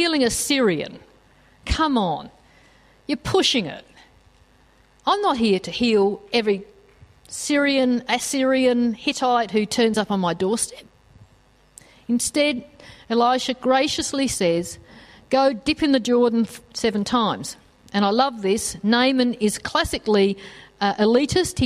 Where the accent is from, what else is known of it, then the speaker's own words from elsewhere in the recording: Australia; us as Australian Christians